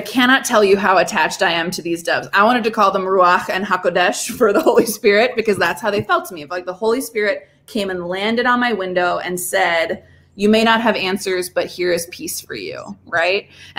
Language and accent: English; Japan; So I grew up in Japan. So like, I think a lot about Buddhist concepts of prayer because they're the first ones I ran into.